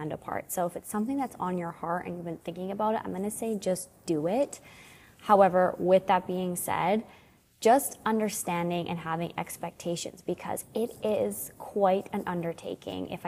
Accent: Canada; also born or lived in Alberta; my sister-in-law and I, we're from Canada, and we live in Alberta

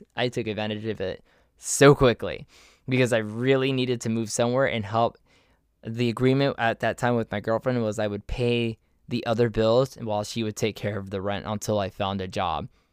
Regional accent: Miami, Florida, United States; also born or lived in Orlando; I moved to from Miami to Orlando, and I went and I did college there

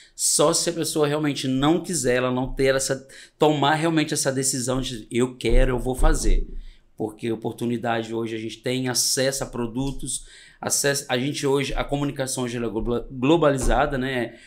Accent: Minas Gerais, Brazil; also born or lived in Espírito Santo; Eu venho de uma família muito simples, do interior do Espírito Santo, já divisa com Minas. Eu sou mineiro

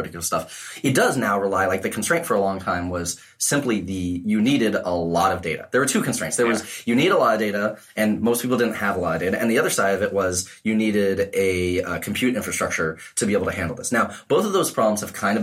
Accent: New England, United States; I'm from New England

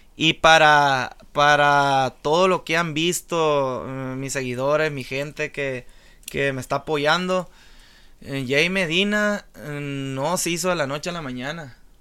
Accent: La Reforma, Sinaloa, Mexico; moved away; Yo mi niñez eh, la empecé en la Reforma Angostura Sinaloa. Soy de, soy de Angostura, Sinaloa, del puerto de la Reforma

